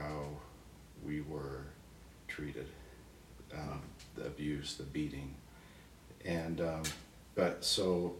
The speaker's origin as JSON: {"language": "English", "town": "Napa", "region": "California", "country": "United States", "tie": "born or raised there", "said": "I was born in 1960 in Napa, California, and born into a religion and that just was our whole life"}